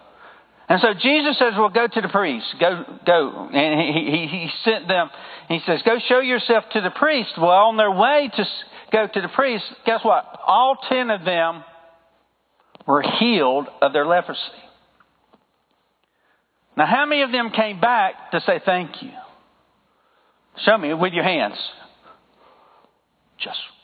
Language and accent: English; the South, United States; accent: southern; my southern accent